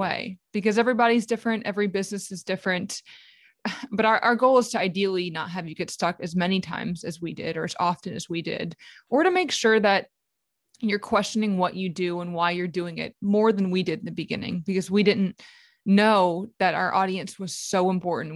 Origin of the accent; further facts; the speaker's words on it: New Orleans, Louisiana, United States; I'm from New Orleans